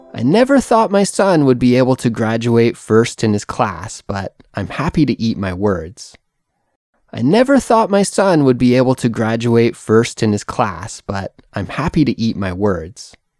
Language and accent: English; Canada; moved away as an adult; now in South Korea; I'm a Canadian English teacher who lives in South Korea